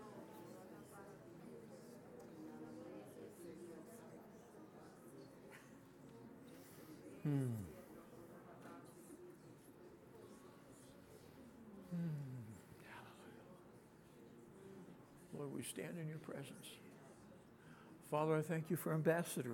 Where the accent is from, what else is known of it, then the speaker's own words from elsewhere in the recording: New Jersey, United States; I'm from New Jersey